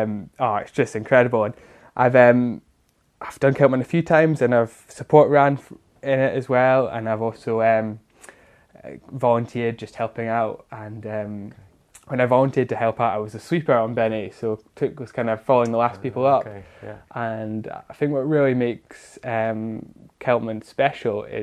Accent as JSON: {"language": "English", "area": "Lochcarron", "region": "Scotland", "country": "United Kingdom", "tie": "born or raised there", "moved": "as an adult", "lives_now": "Fort William, United Kingdom", "said": "originally I'm from Aucarin, which is pretty close to Torridon and the Achnacellach Hills, and that's where I was born and grew up"}